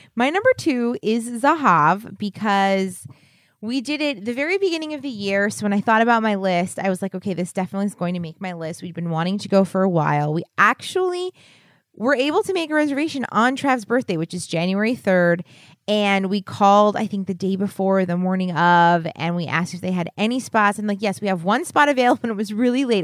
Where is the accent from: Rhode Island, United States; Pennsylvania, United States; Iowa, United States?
Pennsylvania, United States; Philadelphia; we're from Philadelphia area